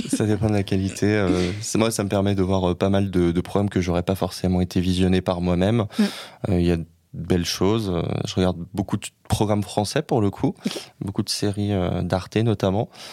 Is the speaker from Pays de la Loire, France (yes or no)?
yes; Saint-Nazaire, Pays de la Loire, France; moved away as an adult; now in Paris, France; Je suis originaire, comme beaucoup de gens, pas du tout de Paris, de Saint-Nazaire en Loire-Atlantique, près de Nantes